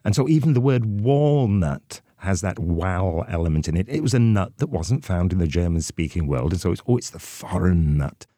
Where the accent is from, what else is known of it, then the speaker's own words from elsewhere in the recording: Wales, United Kingdom; we very well balanced people in Wales